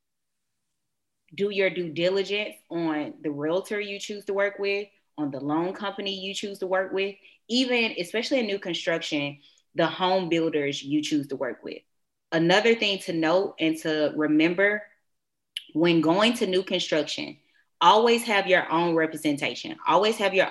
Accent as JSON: {"language": "English", "town": "Atlanta", "region": "Georgia", "country": "United States", "said": "I am from Atlanta"}